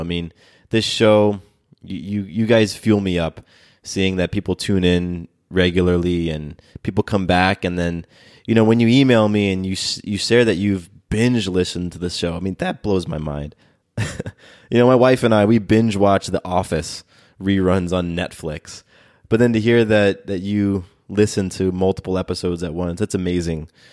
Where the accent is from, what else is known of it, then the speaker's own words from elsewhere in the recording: Del Mar, California, United States; now in Atlanta, United States; I was born in Southern California. I was born in this town just above San Diego called Del Mar